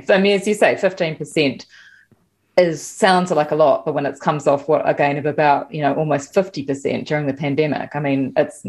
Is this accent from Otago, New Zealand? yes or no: no; Wellington, New Zealand; I'm from Wellington, so wind is a thing.